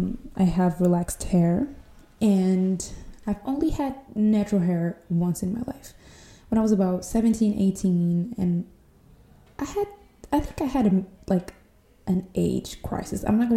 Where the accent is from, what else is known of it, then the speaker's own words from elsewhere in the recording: São Tomé & Príncipe; English is a second language; I am not an American girl, even though I can understand my accent will imply so, but I am not. I'm from this small African island near the Ecuador line called São Tomé e Príncipe